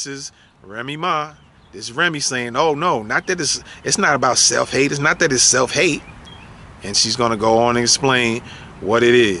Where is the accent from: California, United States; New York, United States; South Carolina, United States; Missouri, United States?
New York, United States; Bronx; I'm from the same borough as y'all. I'm from the Bronx, all right?